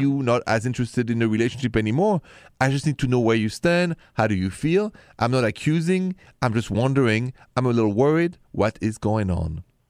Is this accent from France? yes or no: yes; Paris, Île-de-France, France; accent: French; My accent is French, Français, straight from Paris